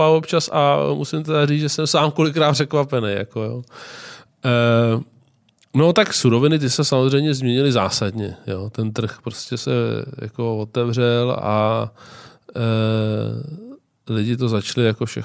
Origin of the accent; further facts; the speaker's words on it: Czechia; nejsem typický Čech